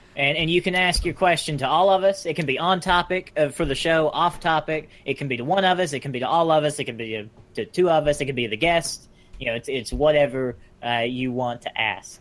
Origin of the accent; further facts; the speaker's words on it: United States; I'm American.